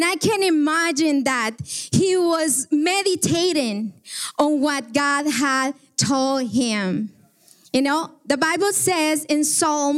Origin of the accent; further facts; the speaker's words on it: Guatemala; moved away; I am from Guatemala